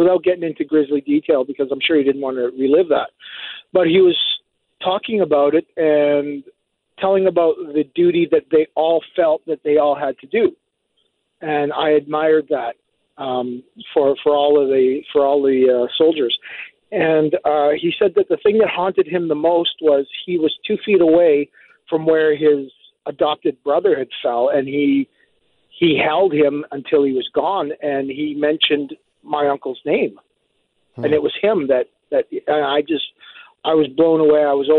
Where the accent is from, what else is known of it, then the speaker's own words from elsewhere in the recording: Edmonton, Alberta, Canada; moved away; also born or lived in British Columbia; I'm in school in BC, and I grew up in Edmonton, but I'm in school in BC